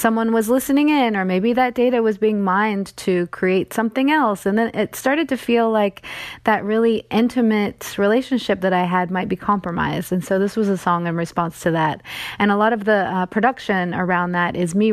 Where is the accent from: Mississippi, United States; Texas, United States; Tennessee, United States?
Tennessee, United States; East; I'm from East Tennessee